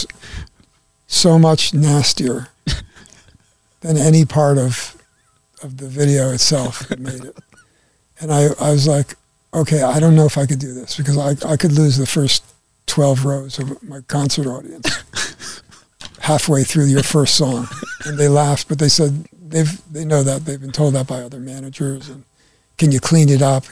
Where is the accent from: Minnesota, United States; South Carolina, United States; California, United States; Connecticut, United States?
Connecticut, United States; growing up in Connecticut